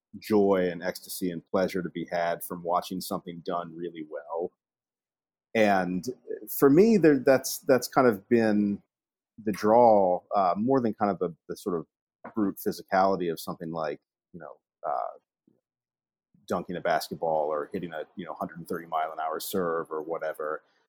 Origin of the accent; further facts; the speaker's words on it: Virginia, United States; No, I grew up in Virginia, in the southwestern part of the state, in Appalachia.